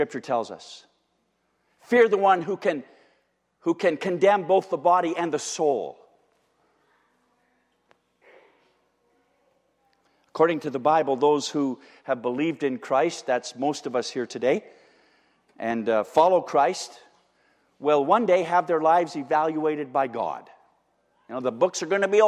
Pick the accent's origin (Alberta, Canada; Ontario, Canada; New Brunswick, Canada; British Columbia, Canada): Ontario, Canada; Windsor; I'm from Windsor